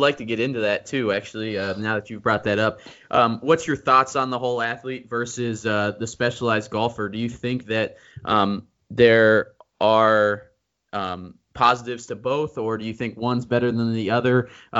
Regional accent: Columbus, Ohio, United States; I'm from Columbus.

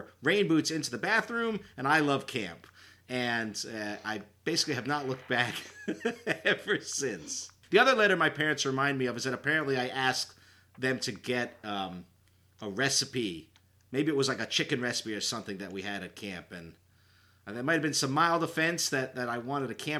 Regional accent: Woodbridge, Connecticut, United States; I grew up in Woodbridge, Connecticut

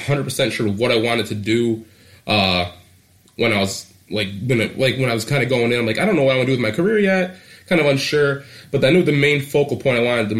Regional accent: Eastpointe, Michigan, United States; also born or lived in Detroit, Michigan; 22 years old. I was born in Detroit, Michigan. Raised in East Point

